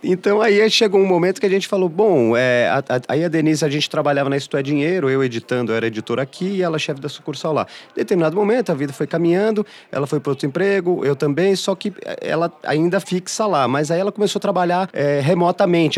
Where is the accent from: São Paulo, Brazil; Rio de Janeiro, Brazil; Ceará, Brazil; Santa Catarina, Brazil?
São Paulo, Brazil; eu sou paulistano, eu nasci e fui fui criado aqui